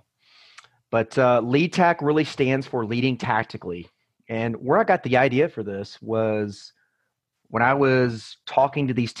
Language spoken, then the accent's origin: English; Atlanta, Georgia, United States; moved away as an adult; also born or lived in Colorado Springs, Colorado; I was actually born and raised in the Atlanta, Georgia area, but I moved away when I graduated high school.